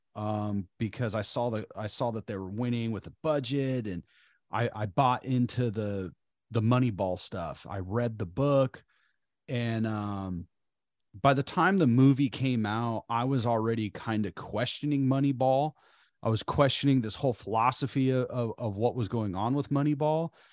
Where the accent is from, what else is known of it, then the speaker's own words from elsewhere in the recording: Bay Area, California, United States; also born or lived in Oakland; we're from the Bay Area. We live in Oakland right now.